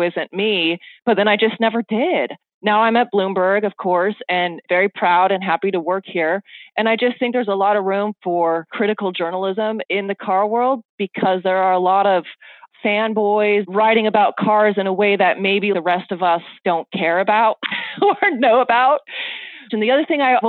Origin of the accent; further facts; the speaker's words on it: Oregon, United States; now in Los Angeles, United States; I'm from Oregon, a very small town in Oregon, and didn't grow up with it at all